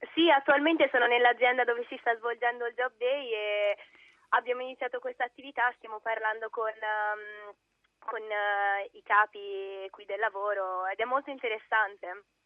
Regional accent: Italy; now in Istanbul, Turkey; sono nata in Italia, cioè il mio italiano è molto meglio del mio turco

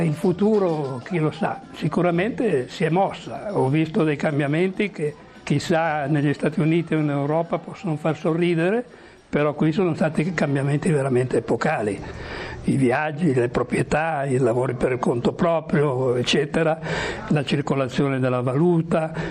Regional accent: Milan, Lombardy, Italy; now in Cuba; sono nato a Milano

